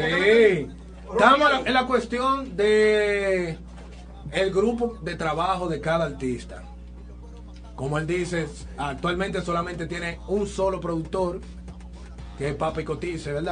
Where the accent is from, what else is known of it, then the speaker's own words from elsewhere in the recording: Santo Domingo Este, Distrito Nacional, Dominican Republic; yo vengo desde Los Minas.